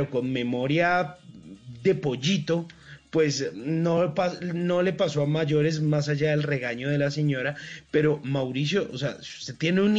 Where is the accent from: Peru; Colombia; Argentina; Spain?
Colombia; nos sintamos en la tierrita, sentir esa barrequera y lo que somos los colombianos.